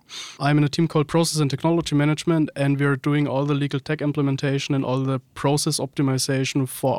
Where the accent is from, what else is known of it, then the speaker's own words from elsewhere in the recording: Erlangen, Bavaria, Germany; I'm from near Nuremberg, Erlangen.